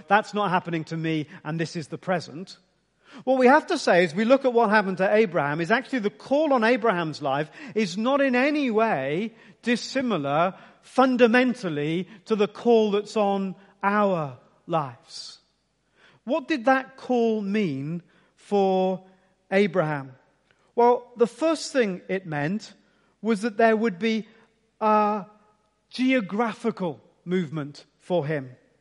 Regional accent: Ipswich, East of England, United Kingdom; I was born in Ipswich, gonna live in Ipswich, gonna live a bit longer in Ipswich

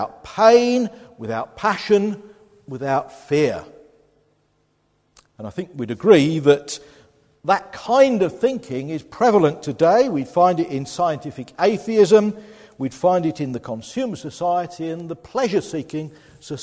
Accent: Boston, East Midlands, United Kingdom; now in Ipswich, United Kingdom; my hometown of Boston

